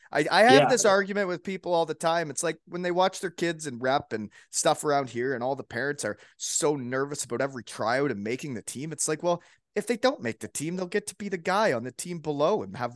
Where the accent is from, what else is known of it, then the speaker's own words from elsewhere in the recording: Elmira, Ontario, Canada; he played junior B against me when I was in Elmira.